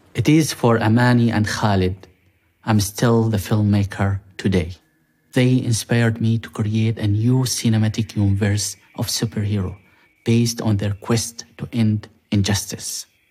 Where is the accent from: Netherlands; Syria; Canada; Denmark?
Syria; moved away as an adult; I was able to visit my hometown.